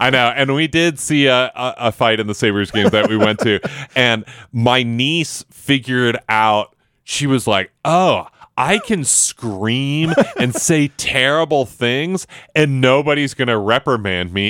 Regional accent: Buffalo, New York, United States; moved away; I grew up in Buffalo, which is a, a big hockey community

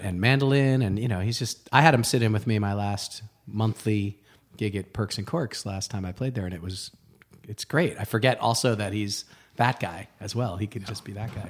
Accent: Rye, New York, United States; moved away; also born or lived in Boston; I grew up outside of New York City, um, in the suburbs, Rye, New York

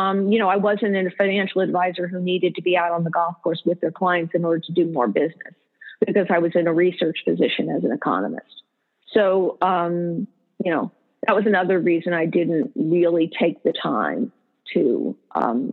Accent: Morristown, New Jersey, United States; we also grew up in Morristown, New Jersey

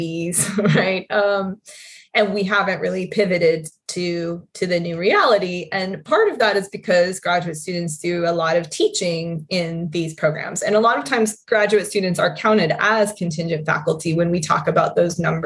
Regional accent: Carson City, Nevada, United States; also born or lived in Madrid, Spain; I grew up in Carson City, Nevada, a very small town, capital city of Nevada

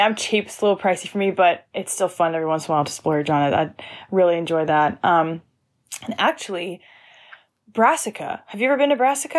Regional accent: Lawrenceville, Georgia, United States; I grew up outside of Atlanta, Georgia, about, like, forty-five minutes from downtown

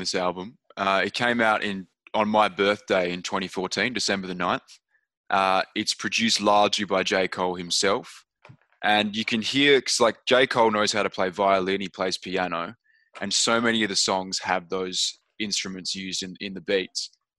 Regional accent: Australia

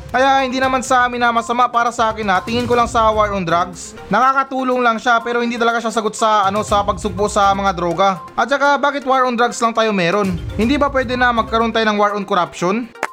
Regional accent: Philippines; tayo mga Pilipino

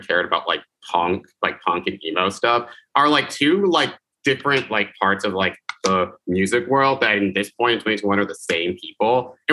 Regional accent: Charlotte, North Carolina, United States; in Charlotte, where I grew up

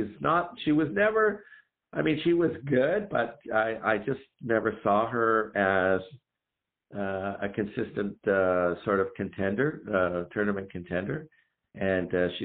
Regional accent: Canada; as a Canadian fan

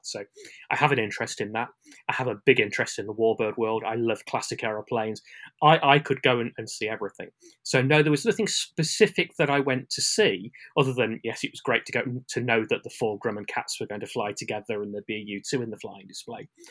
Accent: United Kingdom; as a Brit

